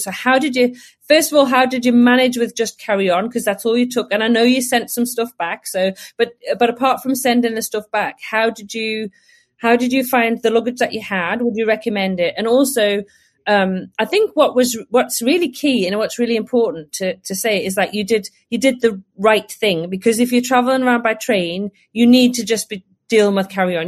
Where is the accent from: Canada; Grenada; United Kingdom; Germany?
United Kingdom; Northumberland, North East England; I'm originally from Northumberland